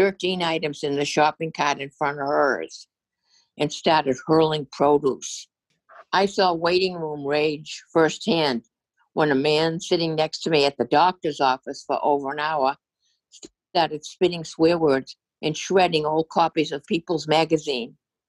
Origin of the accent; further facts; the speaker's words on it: Massachusetts, United States; In my home state of Massachusetts, a tailgating incident threatened to turn deadly